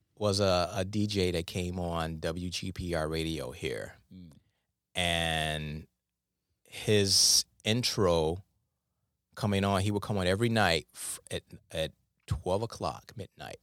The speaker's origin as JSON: {"language": "English", "town": "Detroit", "region": "Michigan", "country": "United States", "tie": "born or raised there", "said": "I grew up in Detroit"}